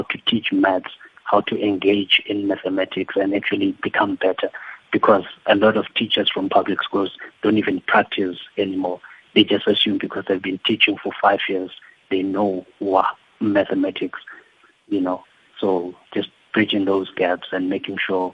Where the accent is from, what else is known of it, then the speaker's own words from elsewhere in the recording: Katlehong, Gauteng, South Africa; moved away; also born or lived in Cape Town, South Africa; I grew up in Katlehong where I didn't really have a math teacher.